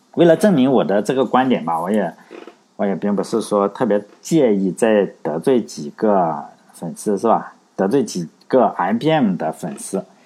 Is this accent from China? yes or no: yes; China; 我我们中国人